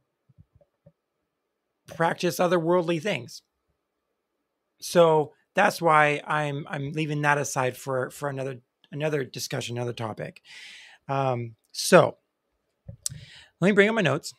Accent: Tri-Cities, Washington, United States; I'm from the Tri-Cities, Washington State area

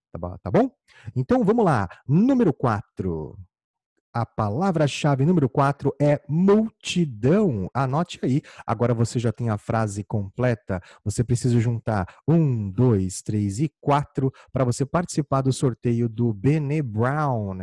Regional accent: Campo Grande, Mato Grosso do Sul, Brazil; eu sou natural de Campo Grande, no Mato Grosso do Sul.

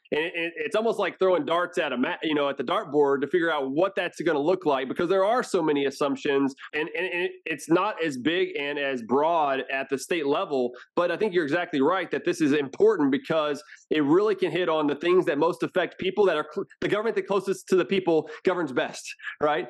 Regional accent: Houston, Texas, United States; also born or lived in Washington, D.C.; now in Round Rock, United States; I'm from Houston, um, so I've been in Texas basically my whole life

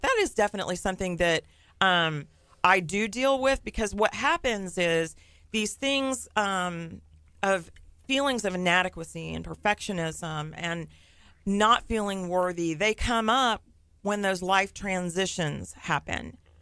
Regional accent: Nassau Bay, Texas, United States; I grew up in Nassau Bay

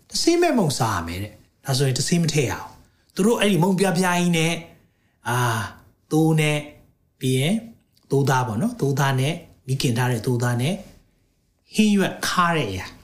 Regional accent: Myanmar; moved away as an adult; also born or lived in United Kingdom; ကျွန်တော်မြန်မာလူမျိုးတွေအတွက်အဲဘာကြောင့်လဲဆိုတော့ကျွန်တော်2003 2003မှာကျွန်တော် UK နိုင်ငံမှာ

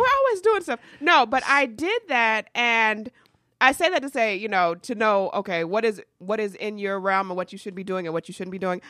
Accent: Atlanta, Georgia, United States; born or raised there; also born or lived in New York

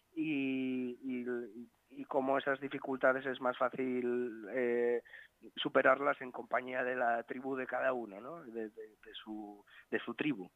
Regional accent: Asturias, Spain; la gente que somos asturianos

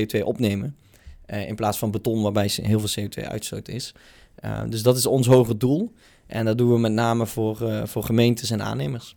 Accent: North Limburg, Netherlands; Ik kom zelf uit Noord-Limburg

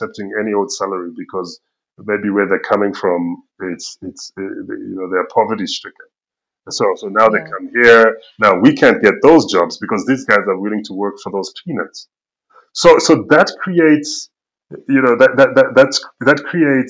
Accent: United Kingdom; accent: Queen's English; also born or lived in Zambia; now in South Africa; I grew up in Britain

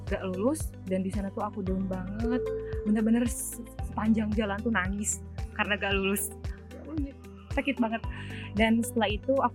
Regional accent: Garut, West Java, Indonesia; Aku tuh berasal dari Garut ya, dari Garut.

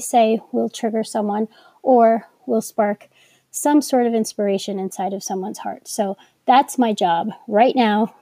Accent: New York, United States; accent: New York; I'm from New York and I feel that us New Yorkers have put a little bit more emphasis and enunciation into our words sometimes

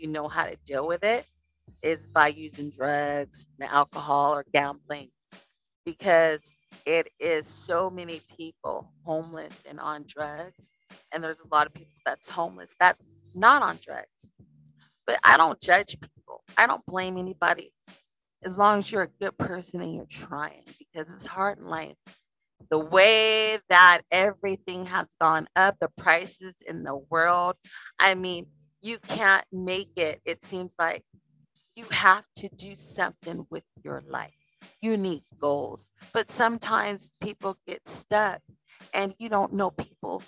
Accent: Las Vegas, Nevada, United States; I grew up in Las Vegas, Nevada

